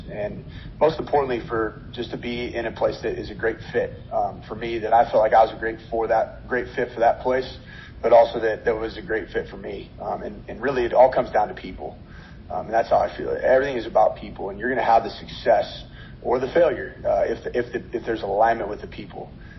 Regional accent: West Coast, United States; now in Minnesota, United States; I've been in Minnesota for a year and a half, and obviously I'm originally from the West Coast, been in the Pac-12 and Mountain West Conference for a long time

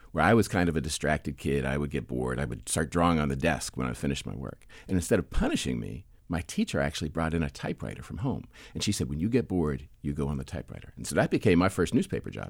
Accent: Penn Hills, Pennsylvania, United States; moved away as an adult; I grew up in a suburb outside of Pittsburgh called Penn Hills

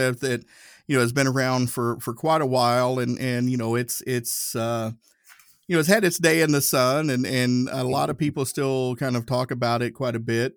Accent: Tennessee, United States; I grew up Southern Baptist. I'm from Tennessee

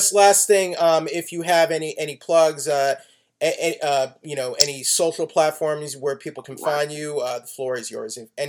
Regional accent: Texas, United States; I'm actually also from Texas. I grew up in Texas.

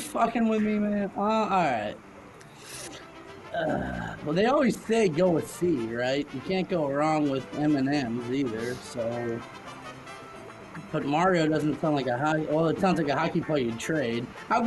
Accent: Ballwin, Missouri, United States; also born or lived in South City, St. Louis; now in St. Louis, United States; I grew up in Baldwin, and now I live in South City

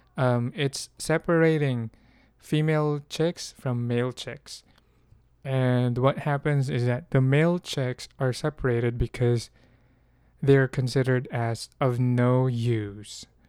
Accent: Philippines; I'm from the Philippines, um, in the Philippines, we're mostly agricultural, but although, uh, my grandfather was a farmer and I lived mostly with farmers when I was young

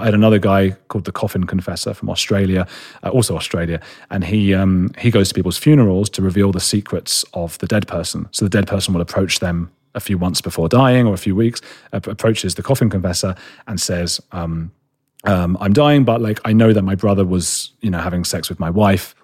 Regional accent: London, United Kingdom; I'm a boy from London, you know, like, from the, from a city

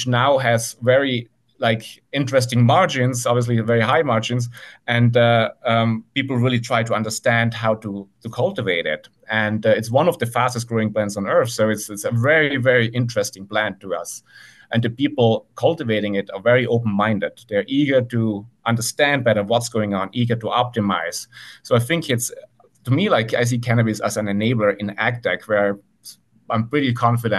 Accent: Italy; moved away as an adult; now in Santa Cruz, United States; I grew up in the Italian countryside and spent my summers on my auntie's farm.

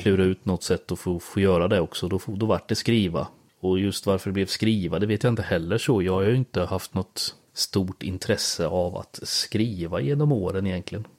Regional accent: Björsäter, Östergötland, Sweden; accent: Östgöte; moved away as an adult; also born or lived in Växjö; Jag är ju från eh, Björsäter. Typ tre ja. mil utanför Linköping

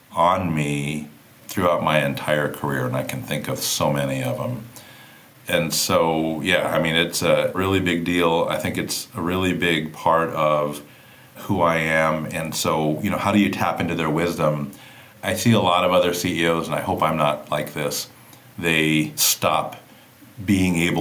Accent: Kauai, Hawaii, United States; I grew up on the island of Kauai, right? I'm from Hawaii.

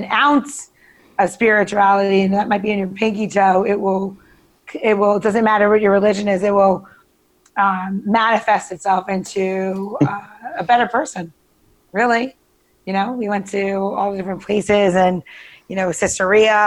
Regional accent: Long Island, New York, United States; I grew up in Long Island.

